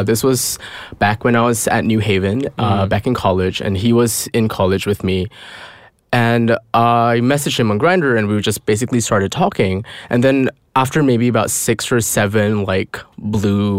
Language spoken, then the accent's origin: English; Malaysia; moved away as an adult; also born or lived in United States / London, United Kingdom; now in Singapore; I grew up in Malaysia